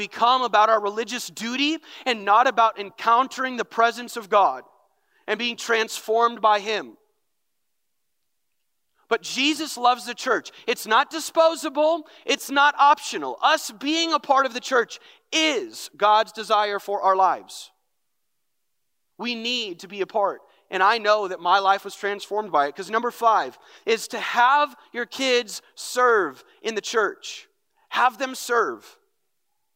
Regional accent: North Branch, Minnesota, United States; I grew up in North Branch, grew up in the youth ministry.

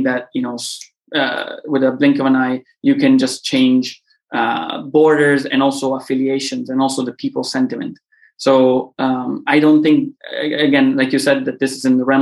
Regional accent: Sicily, Italy; I'm from Sicily

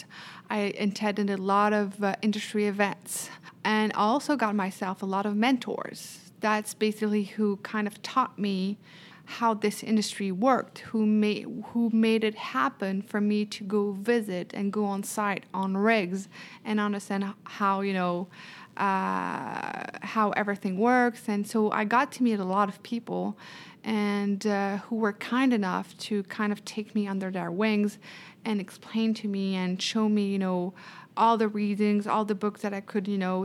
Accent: Paris, Île-de-France, France; English is a second language; moved away as an adult; now in Houston, United States; I was born and raised in Paris

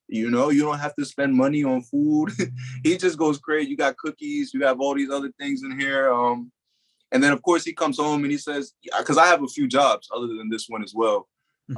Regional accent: New Jersey, United States; moved away as an adult; also born or lived in Delaware; I was from New Jersey

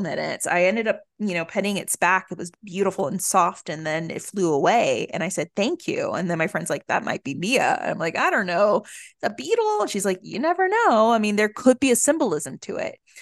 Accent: the South, United States; moved away; also born or lived in Honduras; I grew up in the South.

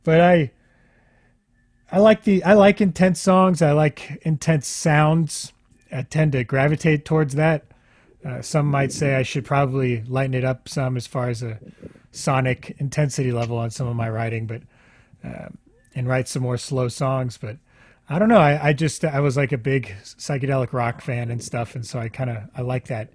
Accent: Houston, Texas, United States; I grew up in Houston and grew up uh, on the Gulf Coast a lot

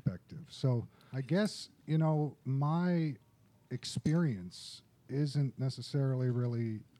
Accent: West Tennessee, United States; I'm from West Tennessee.

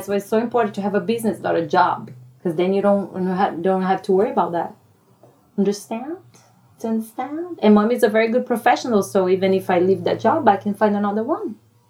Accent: Brasília, Federal District, Brazil; English is a second language; moved away as an adult; now in United States; Brasilia, which is the Brazil's capital. Mom was born there, raised there. And then when I was 29, I came to the United States.

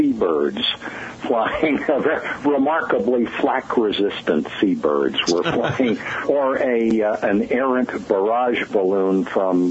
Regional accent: Hermosa Beach, California, United States; Growing Up in Hermosa Beach, California During World War II

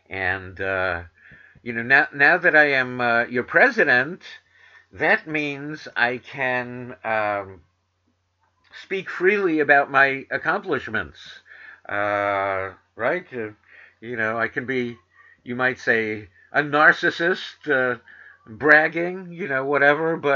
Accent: New York City, New York, United States; accent: New York; I have a comprehensible New York accent because I'm from New York City, but I went to broadcasting school to try to learn, you know, how to disguise it.

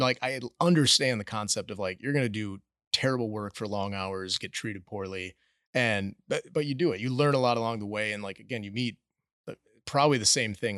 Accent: Minneapolis, Minnesota, United States; moved away as an adult; now in The Woodlands, United States; we grew up in suburbia in Minneapolis

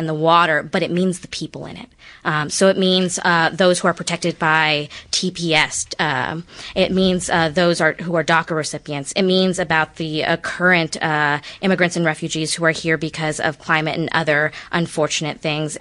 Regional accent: Houston, Texas, United States; also born or lived in California; I was born in California and raised in Houston

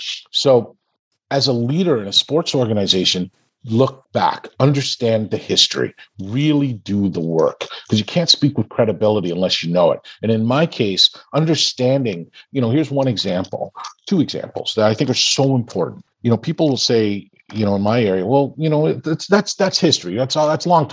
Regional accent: Canada; I grew up in Canada. I had all of these advantages.

